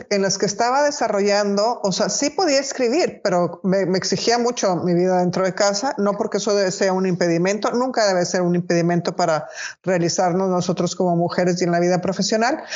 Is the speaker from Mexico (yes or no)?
yes; Monterrey, Nuevo León, Mexico; yo soy de Monterrey